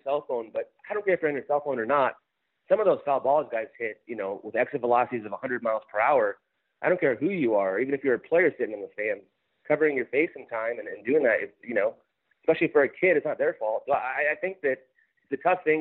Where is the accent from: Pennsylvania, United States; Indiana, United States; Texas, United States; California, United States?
California, United States; Glendora; moved away as an adult; also born or lived in Minnesota; I grew up in Glendora in LA County, so I was a Dodger fan growing up.